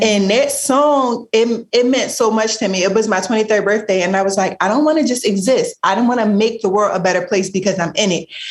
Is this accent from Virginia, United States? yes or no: no; Philadelphia, Pennsylvania, United States; growing up in Philly, you the environment that we grew up